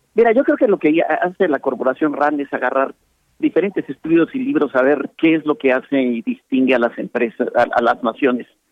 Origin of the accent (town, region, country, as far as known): Mexico